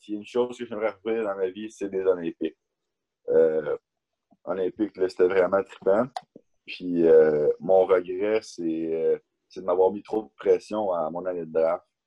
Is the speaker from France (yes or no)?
no; Asbestos, Quebec, Canada; also born or lived in Berlin, Germany; on, vient de la, même ville, on vient de l'Asbestos